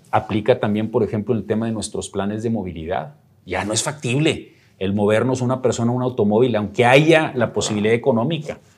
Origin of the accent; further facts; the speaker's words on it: Nuevo León, Mexico; a mí como nuevo leonés